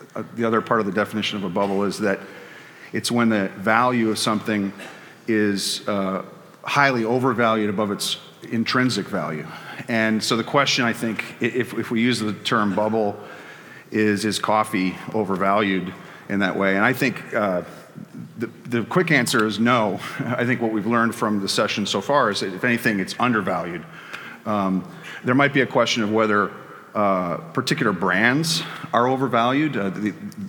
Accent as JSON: {"language": "English", "town": "Chicago", "region": "Illinois", "country": "United States", "tie": "born or raised there", "said": "my hometown of Chicago"}